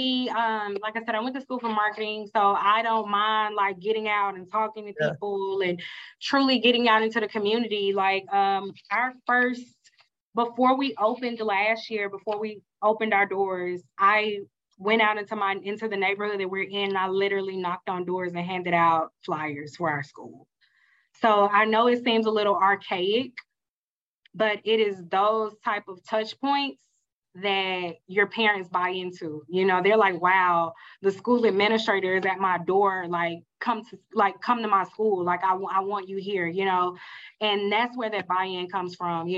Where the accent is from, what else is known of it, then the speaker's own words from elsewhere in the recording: Mississippi, United States; accent: country; I'm country, I'm from Mississippi, so I have an accent